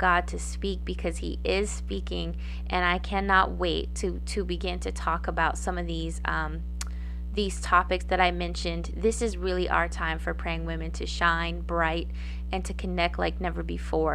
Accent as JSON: {"language": "English", "town": "Gallup", "region": "New Mexico", "country": "United States", "tie": "born or raised there", "said": "my hometown of Gallup, New Mexico"}